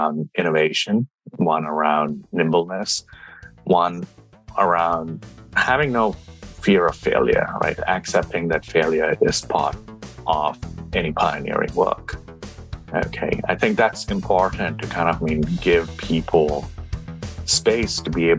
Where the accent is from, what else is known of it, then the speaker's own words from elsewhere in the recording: India; moved away; I grew up in India, with my dad was an entrepreneur and an engineer